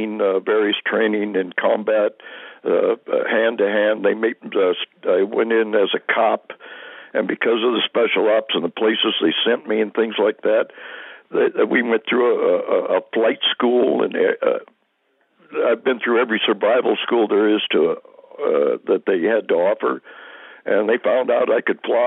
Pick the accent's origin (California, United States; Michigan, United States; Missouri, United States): California, United States; San Joaquin Valley; also born or lived in Whittier, California; we moved up to the San Joaquin Valley, and I pretty much grew up there